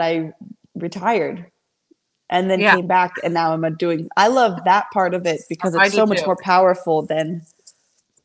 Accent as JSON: {"language": "English", "country": "United States", "tie": "born or raised there", "said": "I'm born and raised, I'm American made"}